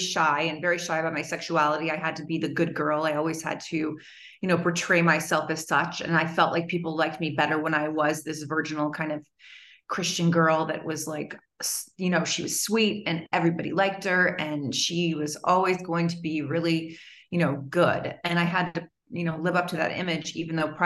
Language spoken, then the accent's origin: English; Long Beach, California, United States; I came from Long Beach, which is a suburb of Los Angeles, but it's not Hollywood near at all